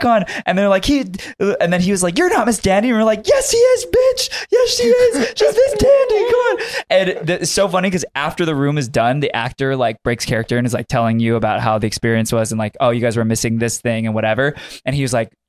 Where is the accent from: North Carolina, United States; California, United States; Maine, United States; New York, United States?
California, United States; Buena Park; growing up in Buena Park, La Palma